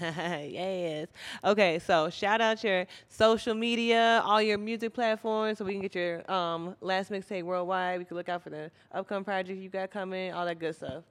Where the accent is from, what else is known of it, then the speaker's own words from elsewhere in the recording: Minnesota, United States; moved away; I'm from Minnesota